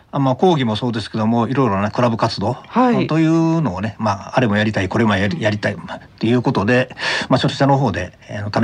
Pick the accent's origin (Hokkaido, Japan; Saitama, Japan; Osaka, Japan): Osaka, Japan; moved away as an adult; now in Hyogo, Japan; 就職するまで学生ずっとあの大阪生まれ大阪育ちで、はいまあ、いろんな経緯でこちらで住むようになってるんですけども、